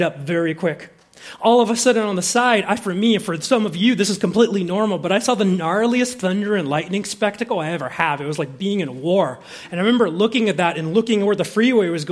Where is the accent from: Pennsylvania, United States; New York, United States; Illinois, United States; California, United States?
California, United States; Southern; I grew up in Southern California